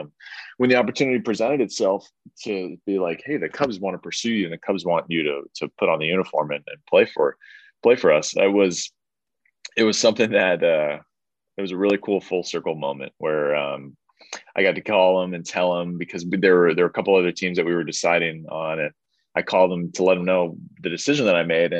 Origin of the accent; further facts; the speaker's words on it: San Diego, California, United States; growing up, I grew up in San Diego